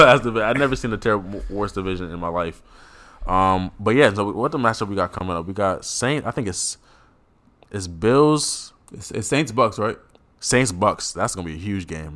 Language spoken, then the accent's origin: English; Cameroon; a proud Cameroonian